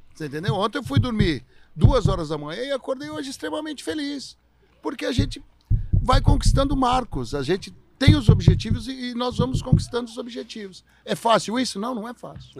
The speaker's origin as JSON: {"language": "Portuguese", "region": "São Paulo", "country": "Brazil", "tie": "born or raised there", "said": "Eu sou um cara que morei minha vida inteira em São Paulo."}